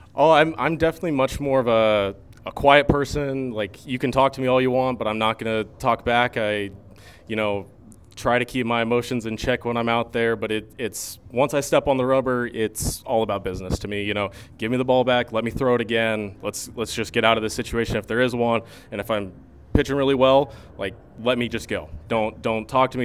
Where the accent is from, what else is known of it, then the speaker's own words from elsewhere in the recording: Arizona, United States; moved away as an adult; now in Fremont, United States; I had spent most of my life growing up in Arizona